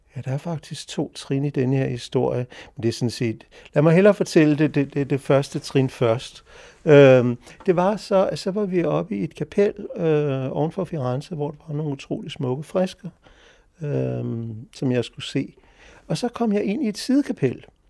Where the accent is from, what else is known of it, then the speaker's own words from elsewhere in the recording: Sletten, Capital Region of Denmark, Denmark; moved away as an adult; also born or lived in Copenhagen / Japan / Italy / Switzerland; jeg er faktisk født her på Gamle Strandvej, øh, i det hus, der ligger foran det, hvor jeg bor nu, i 1958